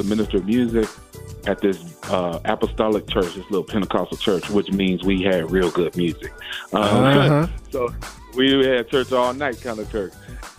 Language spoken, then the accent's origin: English; Elyria, Ohio, United States; I'm originally from a little town outside of Cleveland called Elyria. It's a little small town. I grew up in Elyria, Ohio